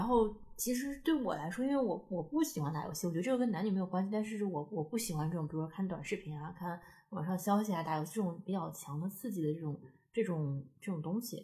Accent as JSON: {"language": "Chinese", "town": "Taiyuan", "region": "Shanxi", "country": "China", "moved": "as an adult", "lives_now": "Beijing, China", "said": "在太原住所是可能差个八公里"}